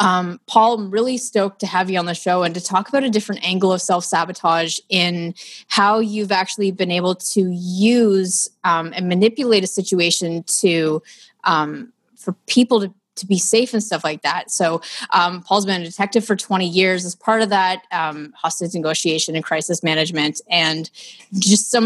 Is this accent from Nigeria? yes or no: no; Ottawa, Ontario, Canada; now in Toronto, Canada; I'm from Ottawa, which is our nation's capital